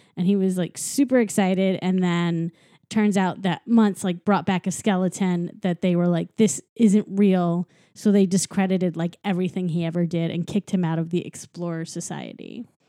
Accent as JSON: {"language": "English", "town": "St. Louis", "region": "Missouri", "country": "United States", "tie": "born or raised there", "said": "my hometown"}